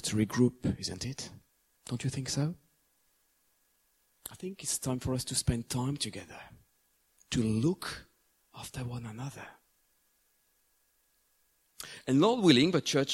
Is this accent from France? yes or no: yes; France; moved away as an adult; also born or lived in England; the place I grew up for the first time in my hometown in France